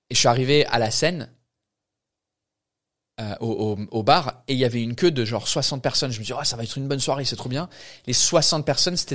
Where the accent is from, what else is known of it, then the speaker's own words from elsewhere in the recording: England, United Kingdom; accent: English; pour un anglais c'est bizarre parce que notre accent il n'est pas vraiment cute pour nous mais aux États-Unis, tu vas là-bas, tu ouvres ta bouche en tant qu'anglais, c'est fini.